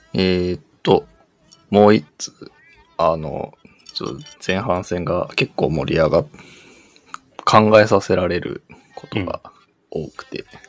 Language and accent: Japanese; Tokyo, Japan; 東京で育ってると東京のことそんなに知らなくない